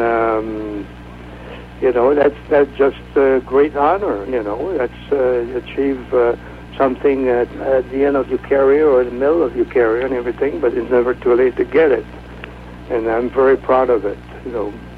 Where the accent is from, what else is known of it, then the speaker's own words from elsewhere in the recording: Quebec City, Quebec, Canada; moved away as an adult; now in North Carolina, United States; I'm from Quebec City, Canada